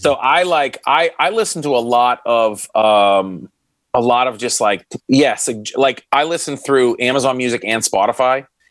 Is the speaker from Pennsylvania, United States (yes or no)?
yes; Pittsburgh, Pennsylvania, United States; I'm from Pittsburgh